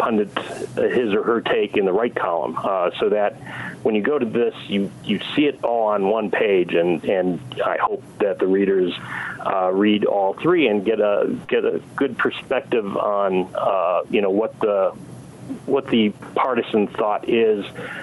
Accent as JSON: {"language": "English", "town": "Milwaukee", "region": "Wisconsin", "country": "United States", "tie": "born or raised there", "also_born_or_lived": "San Diego", "moved": "yes", "said": "growing up in the Milwaukee area as a kid"}